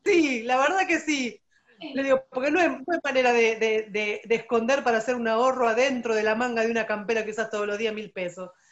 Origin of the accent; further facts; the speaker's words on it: Argentina; also born or lived in Buenos Aires; soy argentina